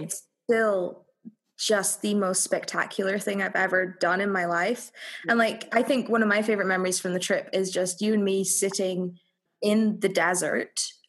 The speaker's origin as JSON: {"language": "English", "region": "Scotland", "country": "United Kingdom", "said": "I'm Scottish. I am not used to like anything above a hot 20 degrees Celsius."}